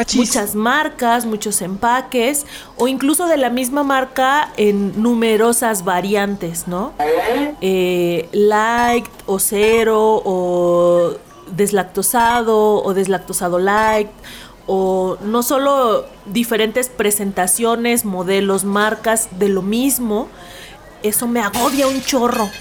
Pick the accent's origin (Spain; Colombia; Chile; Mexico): Mexico; Huasteca; born or raised there; moved away; also born or lived in capital of their state